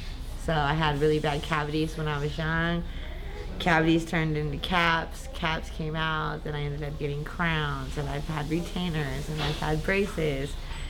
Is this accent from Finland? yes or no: no; Upland, California, United States; I am from Upland, California, Inland Empire. I'm 45